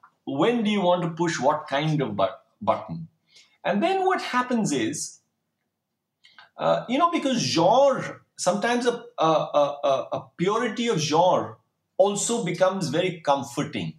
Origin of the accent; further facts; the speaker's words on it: Delhi, India; growing up in Delhi